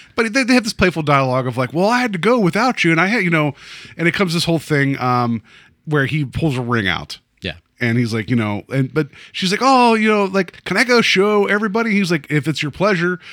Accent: West Virginia, United States; I grew up in West Virginia, so, like, I grew up, like, twenty minutes south of the Mason Dixon

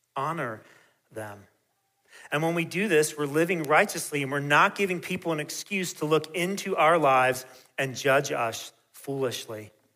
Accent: United States; given the choices of countries I could have been born into. I'm incredibly thankful and grateful to God that He chose to place me here

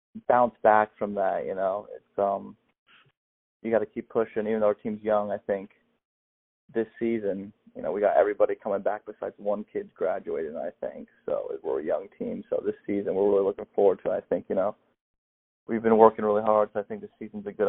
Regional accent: Florida, United States; I'm from Florida, so I live on the water

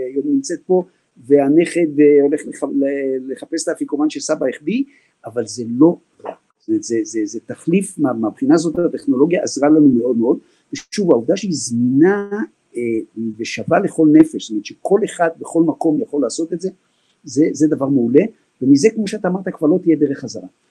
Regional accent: Israel; אנחנו ישראלים, עם שמחבק

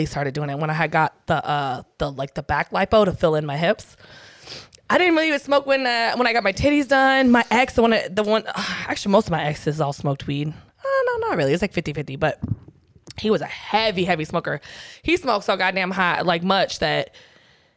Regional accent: San Diego, California, United States; where I grew up in South San Diego

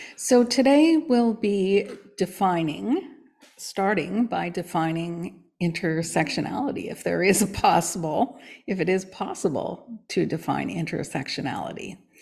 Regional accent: Canada; I am Canadian born.

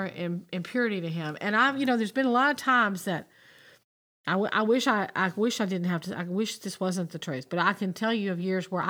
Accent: United States

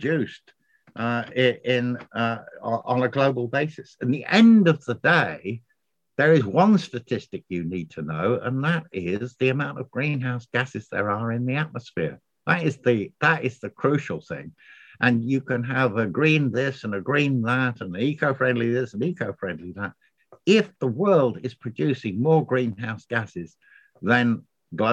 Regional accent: United Kingdom; moved away as an adult; now in Ireland; I'm a Brit living in Ireland

